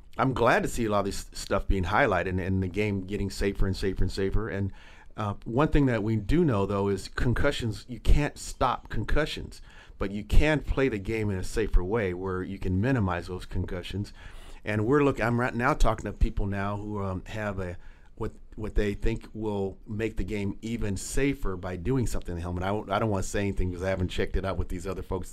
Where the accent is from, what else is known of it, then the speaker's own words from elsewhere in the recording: Los Angeles, California, United States; I grew up in Los Angeles with the Rams. As a kid